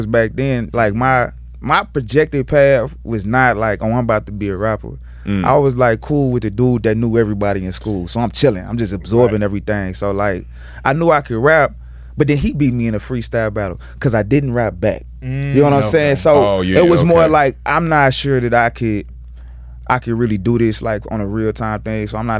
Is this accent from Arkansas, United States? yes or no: yes; Little Rock, Arkansas, United States; I'm from Little Rock, Arkansas.